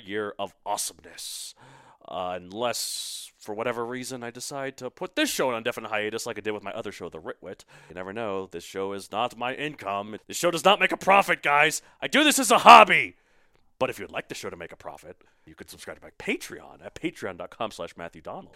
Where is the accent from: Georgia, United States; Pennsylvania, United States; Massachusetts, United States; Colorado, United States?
Colorado, United States; Colorado, my home state